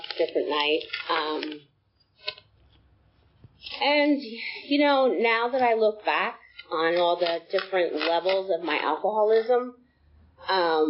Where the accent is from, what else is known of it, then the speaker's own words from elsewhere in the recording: New Jersey, United States; now in Acworth, United States; I was born in New Jersey from a family of six